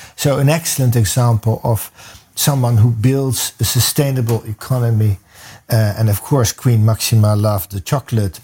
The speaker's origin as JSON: {"language": "English", "town": "The Hague", "region": "South Holland", "country": "Netherlands", "tie": "born or raised there", "moved": "yes", "lives_now": "Indonesia", "said": "I was born in The Hague and I live in Indonesia."}